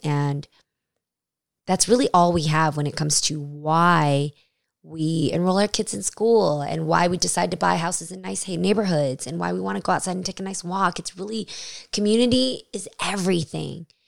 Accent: United States; being Asian American

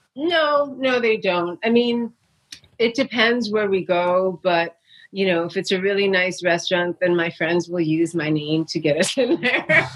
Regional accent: New York City, New York, United States; I grew up in New York City

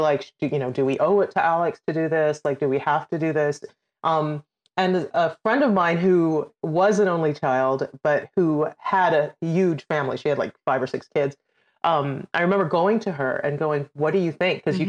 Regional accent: Trinidad & Tobago; born or raised there; also born or lived in United Kingdom; now in United States

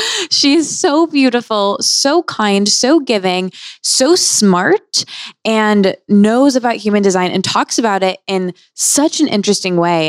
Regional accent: Seattle, Washington, United States; I grew up in Seattle and outside of Seattle as well

